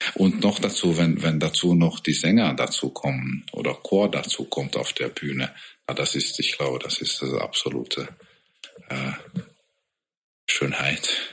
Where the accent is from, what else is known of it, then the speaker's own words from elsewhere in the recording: Hungary; German is a second language; moved away as an adult; now in Augsburg, Germany; bei uns halt in Ungarn